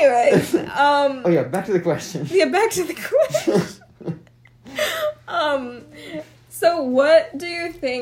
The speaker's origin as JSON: {"language": "English", "town": "Houston", "region": "Texas", "country": "United States", "tie": "born or raised there", "moved": "yes", "said": "I was raised in Houston, Texas, which is so heavy in Indians"}